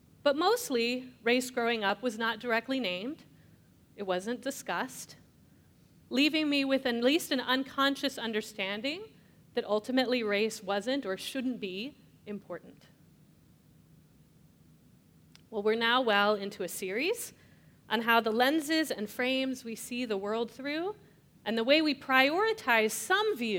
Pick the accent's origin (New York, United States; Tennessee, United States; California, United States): California, United States; Escondido; I grew up in Escondido, California, a North County suburb of San Diego.